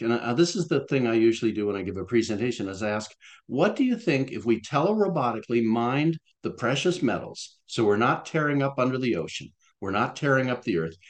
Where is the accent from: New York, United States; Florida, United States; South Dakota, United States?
Florida, United States; when I was growing up in Florida, uh, in elementary school